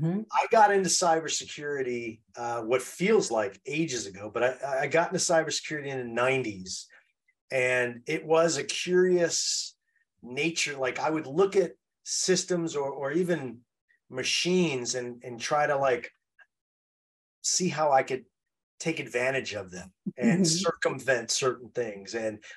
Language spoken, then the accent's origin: English; New York City, New York, United States; I grew up in New York City. And so you always walk around New York City as looking over your shoulder.